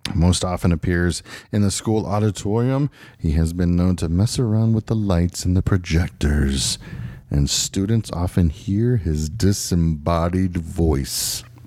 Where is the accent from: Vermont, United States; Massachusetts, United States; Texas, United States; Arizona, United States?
Arizona, United States; Phoenix; We are from Phoenix, Arizona